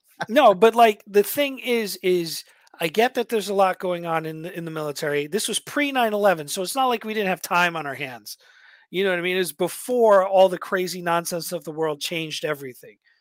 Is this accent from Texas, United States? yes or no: no; New York, United States; moved away; I was a shithead from New York